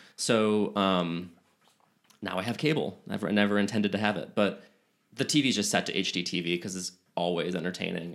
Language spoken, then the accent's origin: English; Chicago, Illinois, United States; moved away; I'm from Chicago